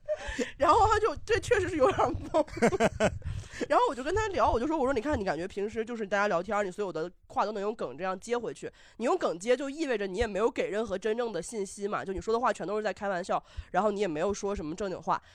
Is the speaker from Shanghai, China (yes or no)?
no; Xinjiang, China; also born or lived in Beijing; now in Xiamen, China; 我是新疆人